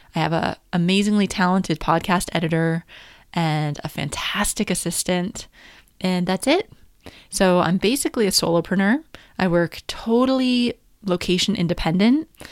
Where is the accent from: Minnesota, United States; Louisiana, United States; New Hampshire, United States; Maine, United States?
New Hampshire, United States; moved away as an adult; also born or lived in Washington, D.C. / Paris; I'm from America, so I'm from New Hampshire